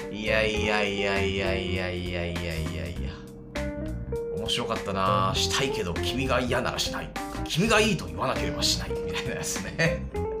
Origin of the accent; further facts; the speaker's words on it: Kansai, Japan; also born or lived in Fukushima; 本当純粋な関西人だから